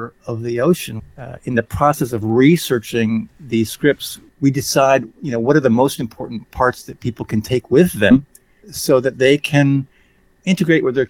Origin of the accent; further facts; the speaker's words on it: Sarasota, Florida, United States; I grew up on the Gulf of Mexico in Sarasota, Florida